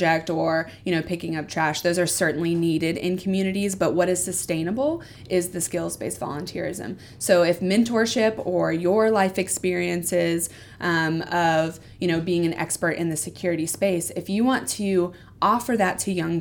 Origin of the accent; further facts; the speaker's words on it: the Bible Belt, United States; also born or lived in Lille area, France; I grew up in the Bible Belt